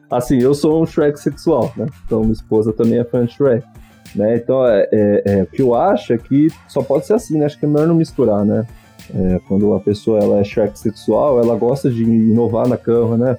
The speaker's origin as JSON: {"language": "Portuguese", "town": "Ribeirão Pires", "region": "São Paulo", "country": "Brazil", "tie": "born or raised there", "said": "eu era pequeno em Ribeirão Pires, na cidade onde eu cresci"}